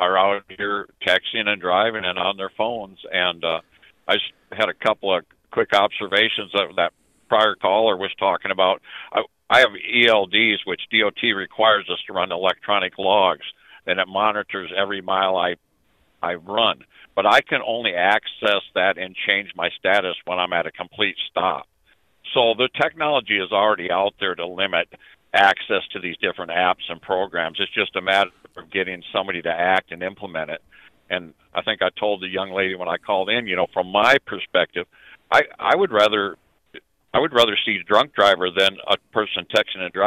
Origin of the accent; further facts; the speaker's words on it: Minnesota, United States; I am from Minnesota